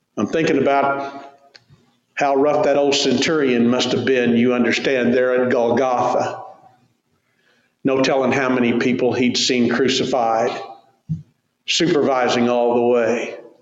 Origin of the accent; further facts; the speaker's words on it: Tulsa, Oklahoma, United States; Growing up in Tulsa